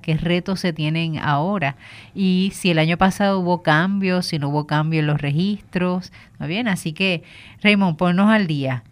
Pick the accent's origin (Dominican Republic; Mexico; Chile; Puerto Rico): Puerto Rico; Bayamón; soy de Bayamón